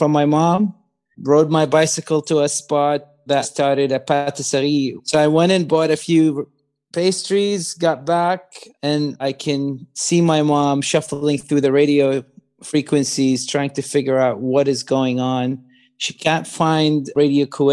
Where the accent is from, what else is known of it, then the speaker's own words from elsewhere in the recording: Baghdad, Baghdad Governorate, Iraq; I was born in Baghdad in 1980